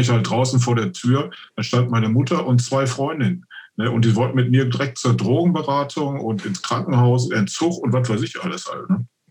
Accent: Oberhausen, North Rhine-Westphalia, Germany; bei mir im Stadtteil, wo ich aufgewachsen bin, gibt es das so, heißt Friedensdorf International

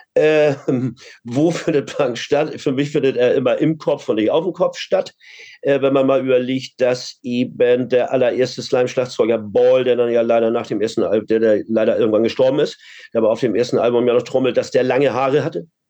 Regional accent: Hamburg, Germany; Ich bin Hamburger

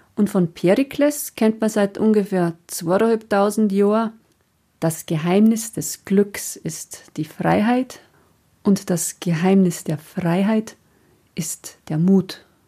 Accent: Passau area, Lower Bavaria, Germany; moved away; meiner alten Heimat

